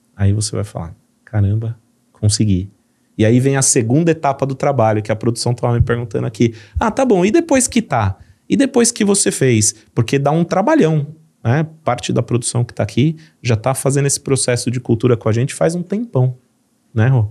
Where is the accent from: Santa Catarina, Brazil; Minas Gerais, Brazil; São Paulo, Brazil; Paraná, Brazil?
São Paulo, Brazil; accent: paulista; fui criado em São Paulo, então eu tenho todo o jeitão de São Paulo de falar